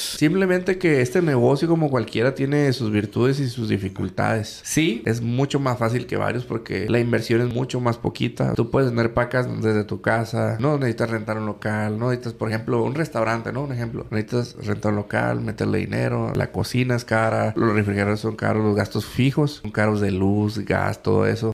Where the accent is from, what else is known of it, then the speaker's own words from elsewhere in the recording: Mexico; yo soy mexicano